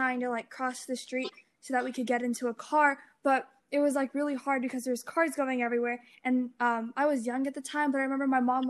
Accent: California, United States; I'm from California, and like my family and my relatives who do live here

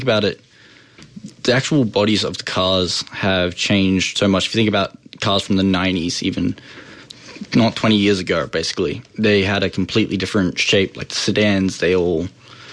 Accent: Brisbane, Queensland, Australia; now in Melbourne, Australia; I grew up in Brisbane

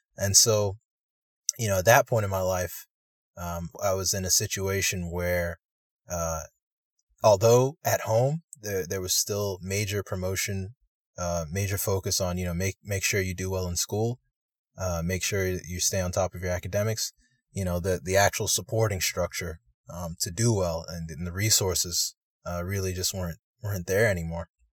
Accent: United States; I'm a Nigerian American, Um, my parents immigrated to the United States, uh, in the eighties

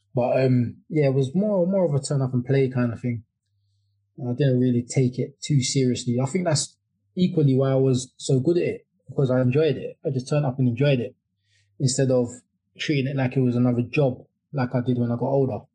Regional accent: London, United Kingdom; moved away as an adult; now in Kent, United Kingdom; I, am living in Kent now, but I grew up in Deptford uh, for about 32 years

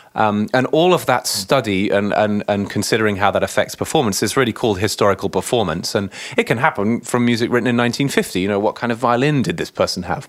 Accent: Chelmsford, East of England, United Kingdom; moved away as an adult; also born or lived in New York City; now in Cambridge, Massachusetts, United States; I grew up in the Anglican Church in a, in my cathedral in my local hometown in Chelmsford, just outside of London in Essex.

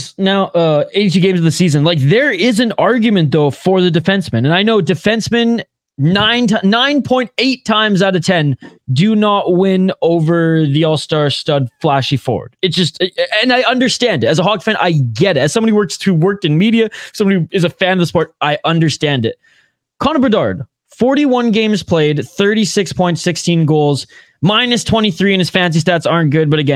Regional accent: Canada; I'm from Canada.

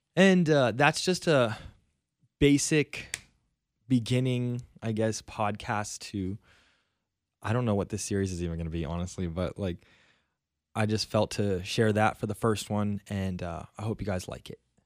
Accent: South Florida, United States; moved away as an adult; now in Stockton, United States; I am from South Florida, and I've lived there my entire life. I was born and raised there

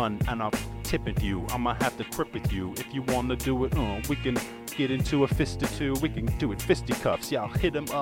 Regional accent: Ireland; I was born and raised in Ireland

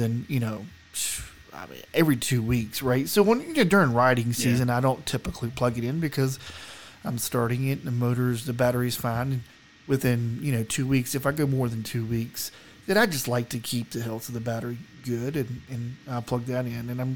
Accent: the South, United States; now in Colorado, United States; I'm from the South. We didn't get snow where I live.

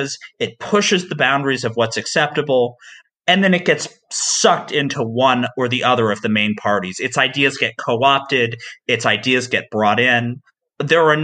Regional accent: Tennessee, United States; my home state of Tennessee

